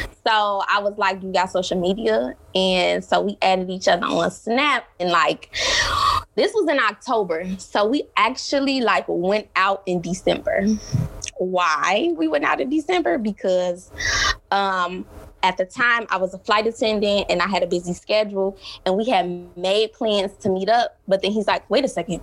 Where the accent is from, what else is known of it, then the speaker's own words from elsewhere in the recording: Chicago, Illinois, United States; moved away as an adult; now in South Korea; I am from Chicago